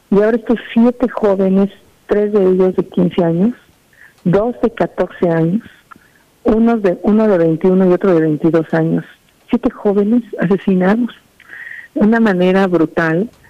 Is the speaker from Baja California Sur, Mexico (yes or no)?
no; Tepatepec, Hidalgo, Mexico; Yo creo que jamás me imaginé este día cuando salí de Tepatepec.